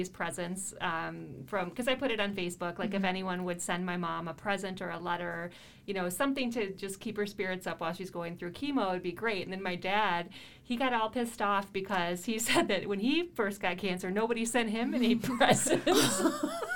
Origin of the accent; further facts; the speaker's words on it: Rockford, Illinois, United States; when I was growing up on Claremont, on the west end of Rockford by Farm and Fleet